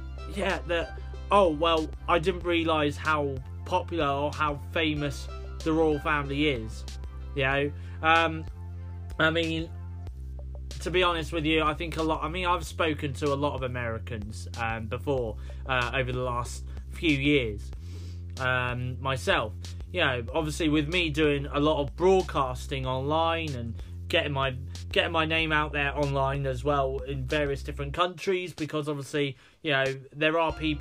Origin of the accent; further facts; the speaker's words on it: United Kingdom; accent: British; I'm from the UK, you know, they do pick up on the fact that I'm from the UK with my British accent.